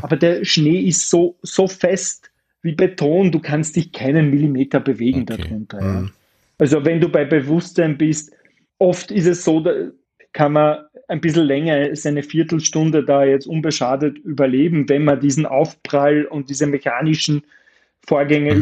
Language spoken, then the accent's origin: German; Austria